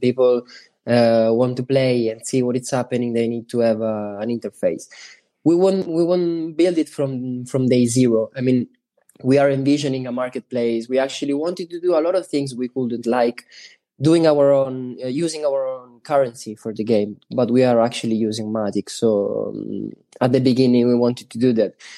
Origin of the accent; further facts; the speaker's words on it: Sicily, Italy; English is a second language; we are from Sicily.